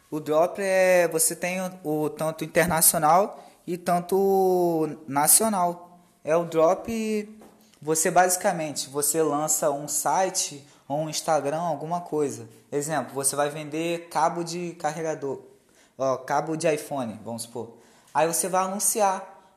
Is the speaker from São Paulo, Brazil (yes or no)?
no; Campos, Rio de Janeiro, Brazil; born there; also born or lived in Rio das Ostras; now in Macaé, Brazil; Eu nasci lá em São Francisco, lá em Campos, tá ligado? Na roça. Aí eu fui para Rio das Ostras, fiquei um pouco lá, aí não deu certo, aí acabou que eu parei aqui em Macaé.